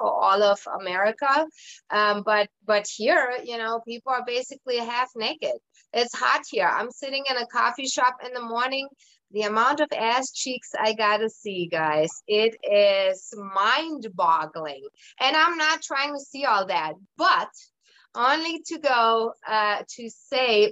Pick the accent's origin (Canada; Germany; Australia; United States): Germany; moved away; I'm originally from Germany. I was born and raised in Germany